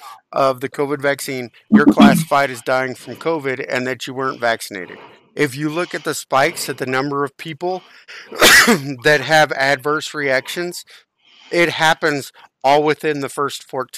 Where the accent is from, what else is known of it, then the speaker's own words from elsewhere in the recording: United States; I'm an American